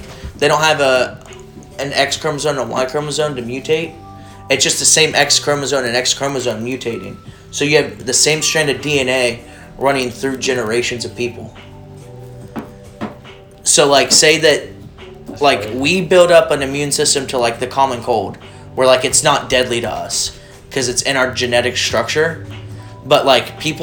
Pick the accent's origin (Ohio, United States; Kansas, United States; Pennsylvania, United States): Ohio, United States; moved away; I'm from Ohio, and I frequented West Virginia in high school